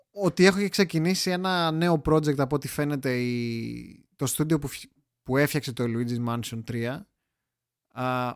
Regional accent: Greece; εγώ που είμαι Έλληνας

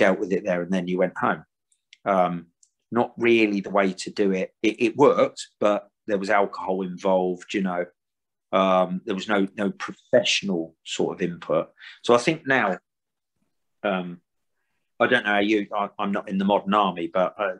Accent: Hayling Island, South East England, United Kingdom; I came from Hayling Island. I don't know if you know it, a small island on the south coast with a bridge to the mainland. It's probably only about 5 miles by 5 miles. And that's where I was born and grew up.

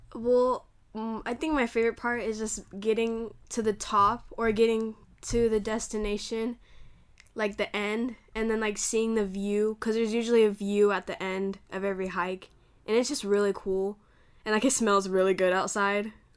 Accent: California, United States; I'm from Cali, California.

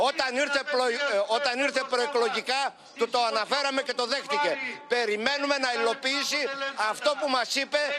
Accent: Chalkidiki, Central Macedonia, Greece; κάνει γνωστή τον τόπο μου, την Χαλκιδική και την Ελλάδα.

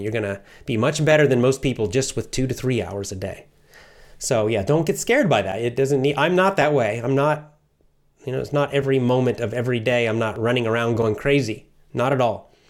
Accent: Athens, Georgia, United States; I grew up in the South, the southern part of the United States

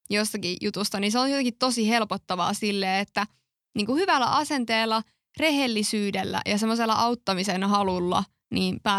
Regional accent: Kokkola, Central Ostrobothnia, Finland; moved away as an adult; now in Tampere, Finland; mäkin muutin tosiaan Kokkolasta Tampereelle, jos jollakin on jäänyt epäselväksi, niin olen Kokkolasta.

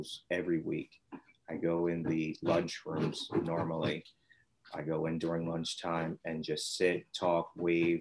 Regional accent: Vineland, New Jersey, United States; also born or lived in Millville, New Jersey; Millville's where I grew up for kindergarten, first and second, then Vineland came over here, and that's where we live now

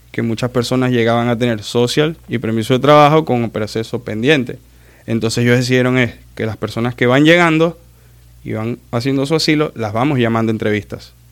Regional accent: Maracaibo, Zulia, Venezuela; soy de Maracaibo de Venezuela, pero soy de Maracaibo y el maracucho es así.

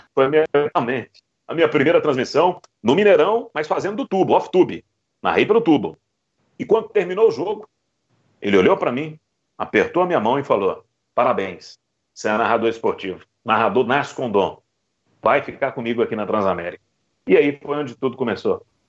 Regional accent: Belo Horizonte, Minas Gerais, Brazil; moved away as an adult; also born or lived in Rio de Janeiro; now in Goiás, Brazil; Eu sou de Belo Horizonte, nascido mesmo em BH

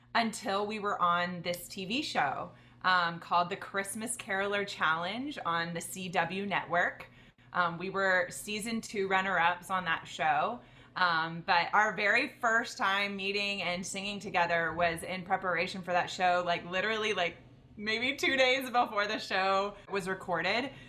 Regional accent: Texas, United States; now in Los Angeles, United States; I'm from Texas originally, but now I live in Los Angeles, Studio City specifically

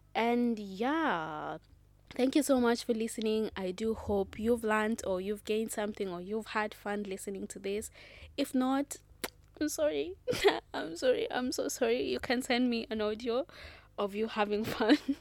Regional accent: Kenya; I am proudly Kenyan

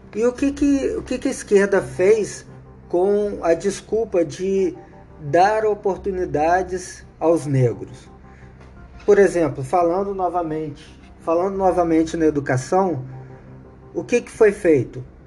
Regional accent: Brazil; eu sou brasileiro

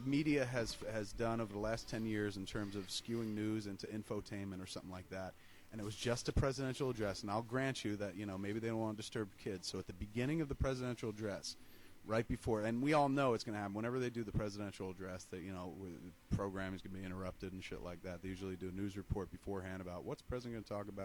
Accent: United States; I'm from America.

